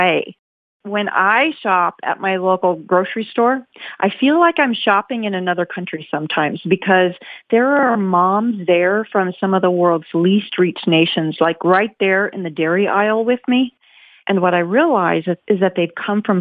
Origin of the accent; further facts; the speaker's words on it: Midwest, United States; I grew up in America's heartland, in fact, on a farm in the Midwest